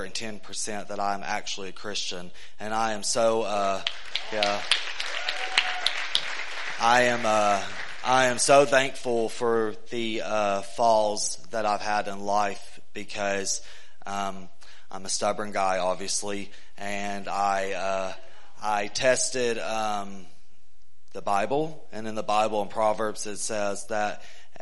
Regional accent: East Tennessee, United States; I'm from East Tennessee

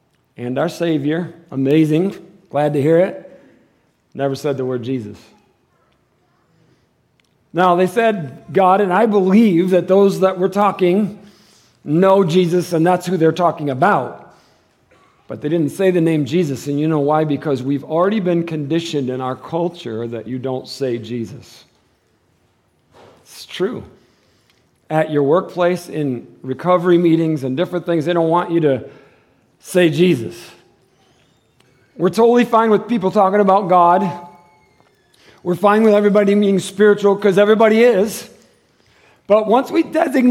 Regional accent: Michigan, United States; now in Tucson, United States; I'm from Michigan

